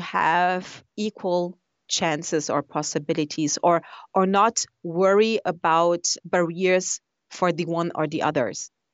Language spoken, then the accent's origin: English; Brazil; moved away; I come from Brazil